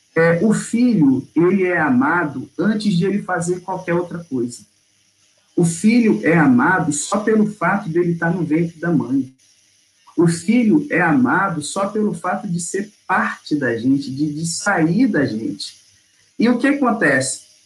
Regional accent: Rio de Janeiro, Brazil; moved away as an adult; now in Belo Horizonte, Brazil; eu sou do Rio de Janeiro, fui pastor lá 13 anos, e tem dois que eu estou aqui em Belo Horizonte

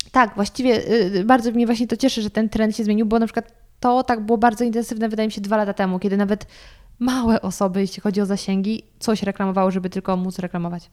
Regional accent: Lower Silesian Voivodeship, Poland; ja też pochodzę z Dolnego Śląska

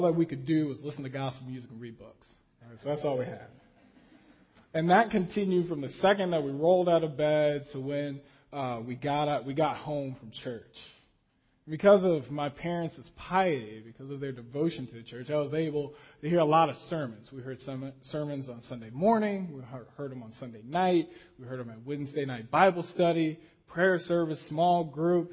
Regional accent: Las Vegas, Nevada, United States; as a kid growing up in Las Vegas

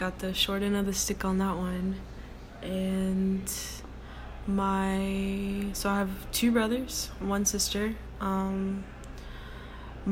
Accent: Texas, United States; I'm from Texas and I'm 20 years old.

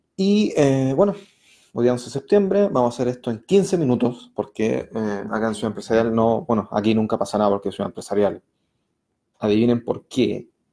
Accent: Puente Alto, Santiago Metropolitan Region, Chile; now in Santiago, Chile; vivo en el centro, pero me crié en Puente Alto

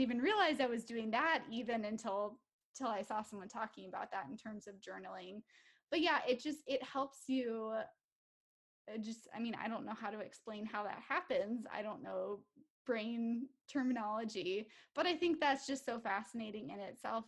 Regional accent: Minnesota, United States; I am from Minnesota. So, I live here with my five year old daughter

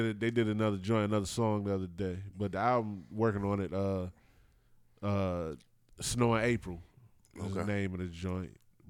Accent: New York, United States; He think I'm not from New York.

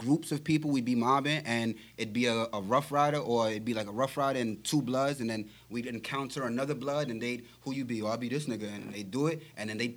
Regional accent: New York City, New York, United States; I grew up in the Bronx

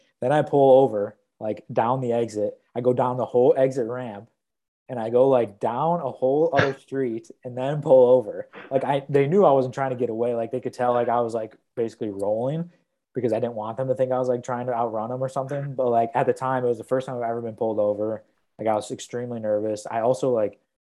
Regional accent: Milwaukee, Wisconsin, United States; now in Iowa City, United States; I was going from Des Moines back home to Milwaukee

